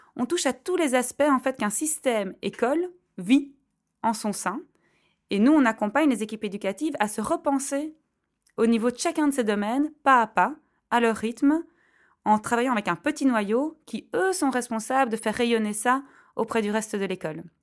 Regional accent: Belgium; je suis belge. En tant que belge

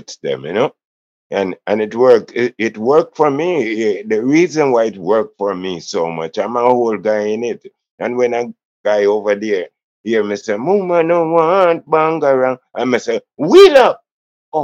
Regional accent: Kingston, Jamaica; also born or lived in Jones Town, Kingston; I was born in Jonestown and grew up in Trenchtown.

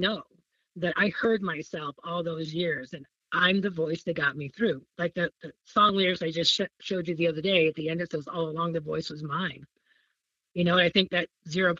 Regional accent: central Illinois, United States; moved away as an adult; now in South Portland, United States; my hometown in central Illinois

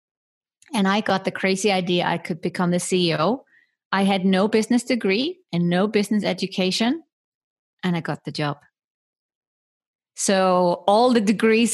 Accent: Iceland; I was brought up in Iceland, small country in the middle of the Atlantic Ocean with only 350,000 inhabitants.

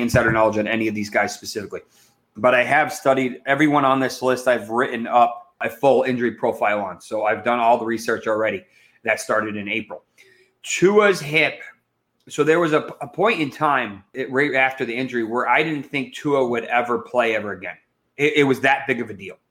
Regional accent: Massachusetts, United States; I grew up in Massachusetts

